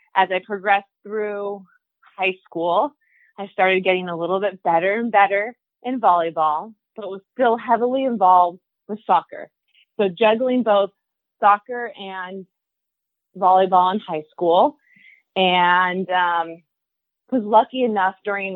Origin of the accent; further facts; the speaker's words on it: Torrance, California, United States; So I grew up in Southern California, grew up in Torrance, still actually live in Torrance